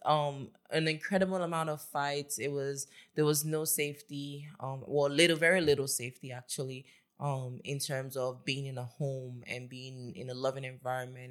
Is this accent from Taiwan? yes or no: no; Lagos, Nigeria; I grew up in Lagos with my family